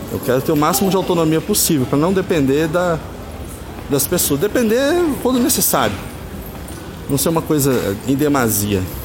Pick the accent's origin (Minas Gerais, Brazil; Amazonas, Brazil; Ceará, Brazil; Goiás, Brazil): Minas Gerais, Brazil; also born or lived in São Paulo; Nasci em São Paulo, numa época que meus pais foram tentar a sorte por lá. E aos dois anos de idade vim para Minas é, em definitivo